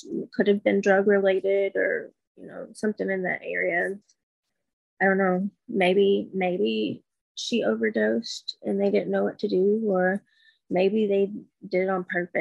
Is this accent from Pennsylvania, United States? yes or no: no; Alabama, United States; moved away as an adult; also born or lived in Texas / Washington State; now in Washington, United States; Growing up, I lived in Alabama. I moved away from Alabama when I was like 19.